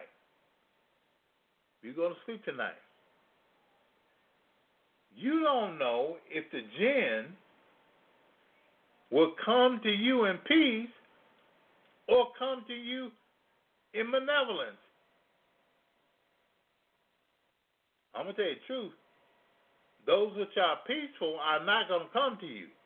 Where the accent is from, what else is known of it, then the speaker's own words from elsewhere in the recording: Louisiana, United States; now in Chicago, United States; I come from Louisiana